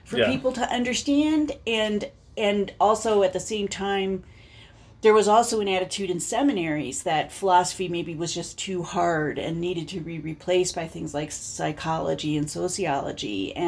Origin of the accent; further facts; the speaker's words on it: Denver, Colorado, United States; also born or lived in Notre Dame, Indiana / Washington, D.C.; I grew up in Denver